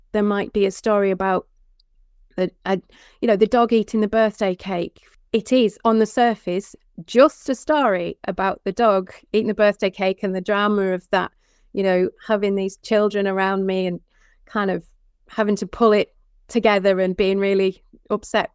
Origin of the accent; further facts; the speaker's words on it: Penrith, North West England, United Kingdom; also born or lived in Hereford; my childhood was in and around the farm. We didn't, so it's very close to the Lake District. It's at Penrith.